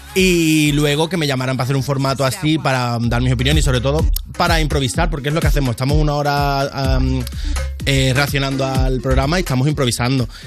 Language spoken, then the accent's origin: Spanish; Cádiz, Andalusia, Spain; yo soy de Cádiz